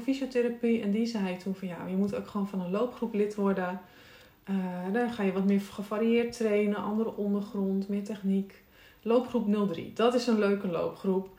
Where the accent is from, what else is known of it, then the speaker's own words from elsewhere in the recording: Texel, North Holland, Netherlands; moved away; Tessel, waar ik vandaan kom en ben ik opgegroeid